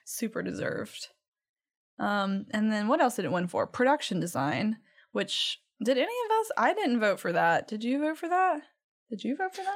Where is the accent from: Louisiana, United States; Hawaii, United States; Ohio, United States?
Louisiana, United States; Cajun country; I'm from Cajun land